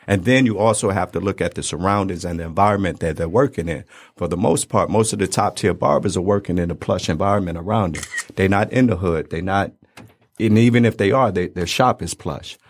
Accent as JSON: {"language": "English", "town": "Detroit", "region": "Michigan", "country": "United States", "tie": "born or raised there", "also_born_or_lived": "Brooklyn, New York", "said": "we moved out here and I went to school out here, went to barber school out here. So, three one three seven mile."}